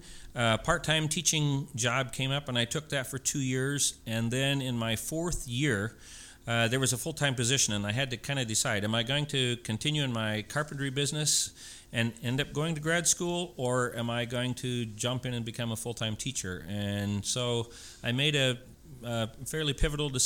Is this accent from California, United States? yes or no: no; Jefferson area, Indiana, United States; I born and raised in Jefferson area and attended there through 10th grade.